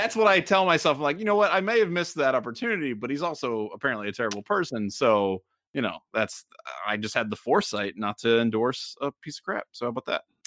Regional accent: Middletown, Ohio, United States; I'm from Middletown

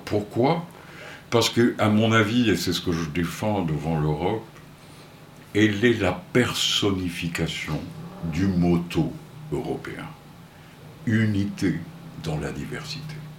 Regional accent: Porto, Norte, Portugal; moved away; je suis né à Porto, au Portugal

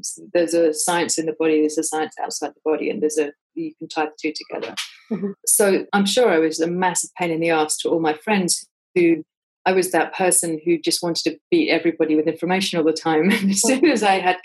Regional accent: England, United Kingdom; I'm English.

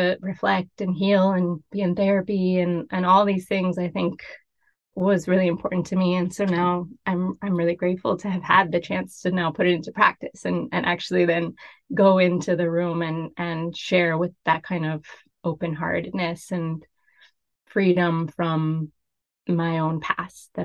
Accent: Miami, Florida, United States; I was really fortunate growing up in Miami. My career just sort of unfolded because it was my home

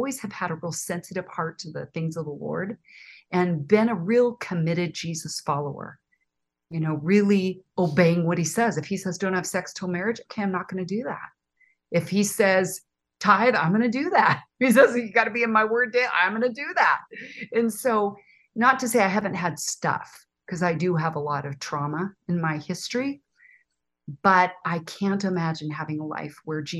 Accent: Oakland, California, United States; Well, I was born in Oakland, California. My parents were in the Army. They were stationed at the Presidio in San Francisco. I was born in 60

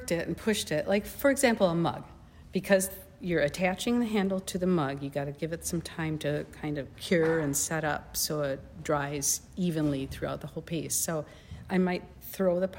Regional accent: Winona, Minnesota, United States; I'm from the area. I've lived in Winona.

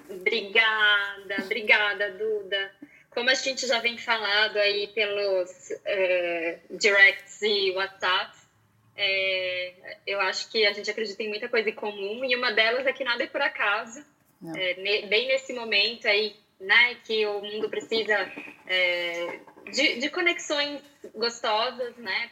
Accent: Porto Alegre, Rio Grande do Sul, Brazil; eu nasci em Porto Alegre

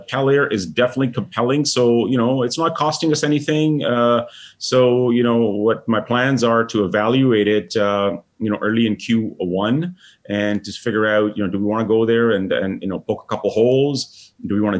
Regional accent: India; I'm Indian

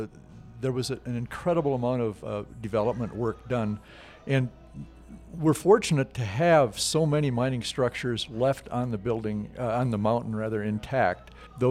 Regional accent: Eau Claire, Wisconsin, United States; moved away as an adult; also born or lived in Indiana; now in Park City, United States; I grew up in Wisconsin, in Eau Claire, Wisconsin, actually, and went to the University of Wisconsin

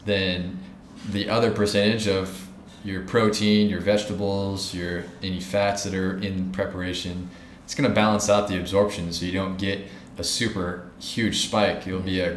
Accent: United States; now in India; my home country of America

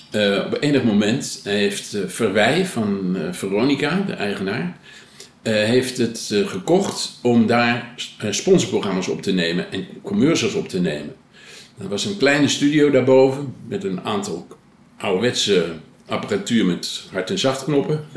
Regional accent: Blaricum, North Holland, Netherlands; ik, ik ben geboren in Blanikum

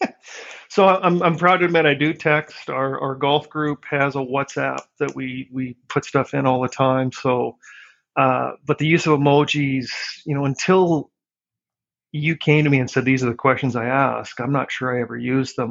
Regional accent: Regina, Saskatchewan, Canada; moved away as an adult; now in Vancouver, Canada; I was uh, born and raised in Regina. I went to elementary and high school there.

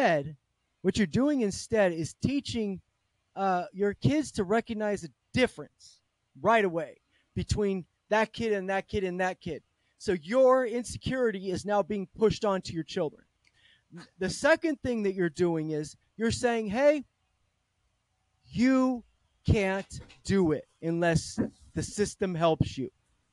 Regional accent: Milpitas, California, United States; I grew up in Milpitas.

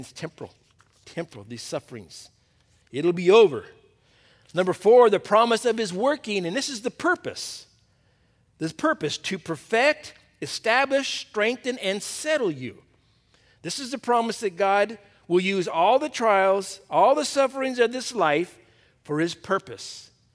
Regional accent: Torrance, California, United States; I was born in Torrance, went to school in Torrance, got married in Torrance, had all my kids here in Torrance. I'm still in Torrance

